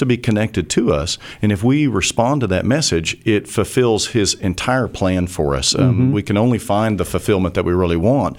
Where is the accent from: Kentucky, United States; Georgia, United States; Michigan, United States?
Georgia, United States; I am from Georgia, so you're speaking my language.